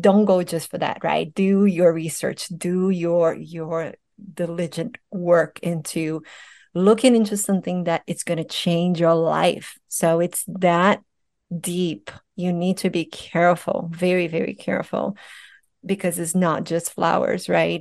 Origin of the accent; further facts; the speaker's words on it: Brazil; moved away; I'm Brazilian, I'm from Brazil